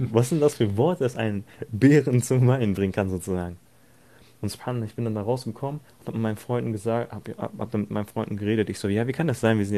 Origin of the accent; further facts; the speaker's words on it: Turkey; ich selbst bin ja Türke, also für die, die es nicht wissen, ich selbst bin Türke.